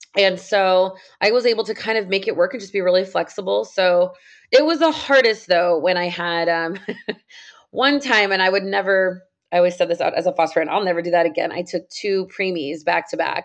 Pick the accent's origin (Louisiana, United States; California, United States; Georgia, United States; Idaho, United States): California, United States; San Jose; now in Southern California, United States; I grew up in San Jose, California